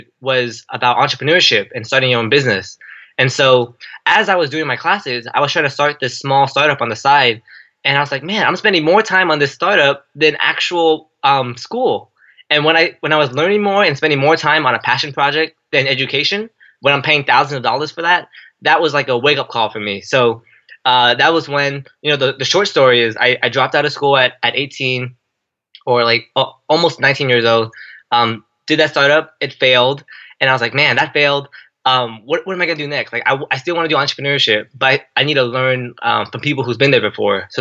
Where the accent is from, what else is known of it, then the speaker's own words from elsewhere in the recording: San Jose, California, United States; I grew up in San Jose, California, born and raised